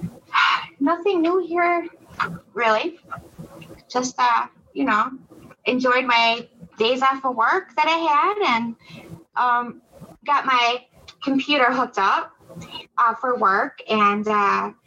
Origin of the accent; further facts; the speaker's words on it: Milwaukee, Wisconsin, United States; I'm from Wisconsin, Milwaukee, Wisconsin